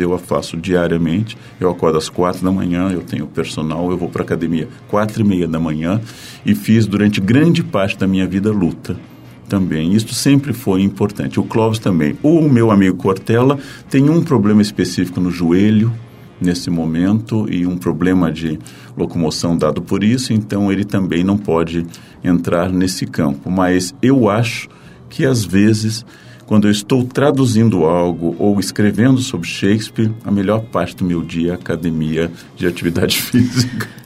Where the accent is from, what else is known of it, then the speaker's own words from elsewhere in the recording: coast of Rio Grande do Sul, Brazil; No litoral do Rio Grande do Sul, onde eu nasci